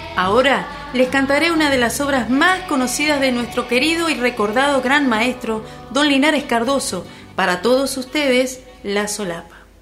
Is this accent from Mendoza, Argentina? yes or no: no; Entre Ríos, Argentina; que nos identifica como entrerrianos